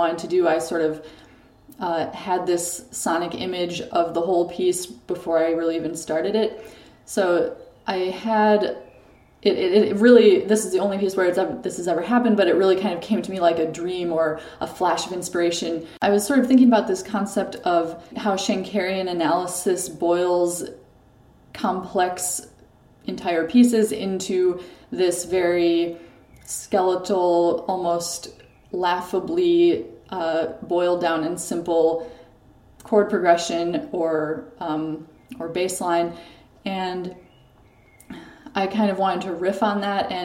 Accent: Waseca, Minnesota, United States; also born or lived in Chicago, Illinois; now in Paris, France; grew up in Waseca, Minnesota

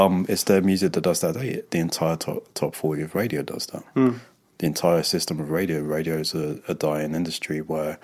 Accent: London, United Kingdom; moved away as an adult; now in Los Angeles, United States; I'm born and bred in London.

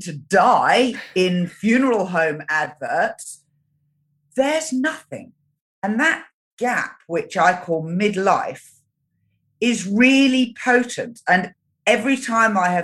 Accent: United Kingdom; moved away as an adult; now in New Zealand; I was born in Great Britain and I now live in New Zealand.

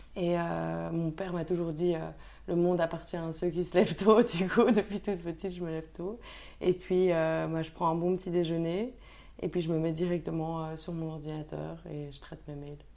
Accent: Brussels, Brussels-Capital Region, Belgium; je suis bruxelloise

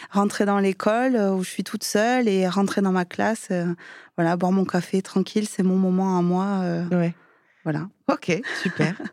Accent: Perpignan, Occitania, France; now in Val-d'Oise, France; je suis originaire de Perpignan.

